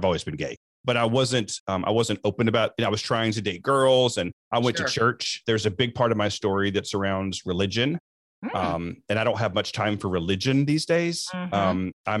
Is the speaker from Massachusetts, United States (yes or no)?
no; Alabama, United States; so I grew up in Alabama